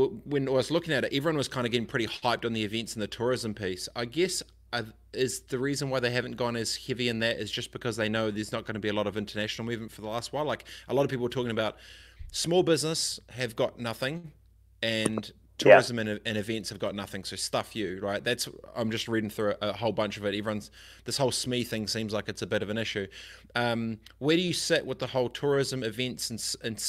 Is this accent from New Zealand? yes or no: yes; Christchurch, Canterbury, New Zealand; also born or lived in East Coast, Gisborne; I grew up in Aranui, Christchurch.